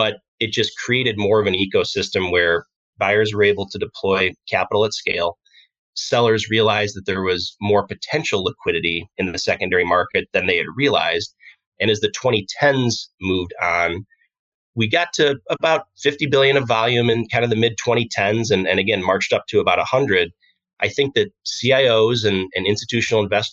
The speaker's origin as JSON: {"language": "English", "town": "Aurora", "region": "Illinois", "country": "United States", "tie": "born or raised there", "said": "I grew up in Aurora, Illinois"}